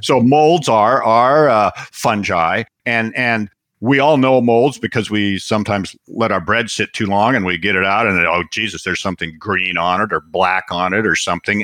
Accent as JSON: {"language": "English", "town": "Seattle", "region": "Washington", "country": "United States", "tie": "born or raised there", "said": "I was raised in Seattle and grew up in Seattle"}